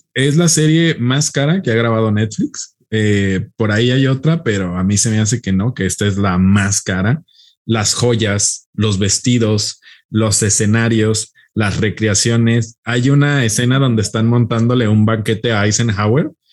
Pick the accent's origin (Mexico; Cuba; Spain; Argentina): Mexico; nosotros que somos mexicanos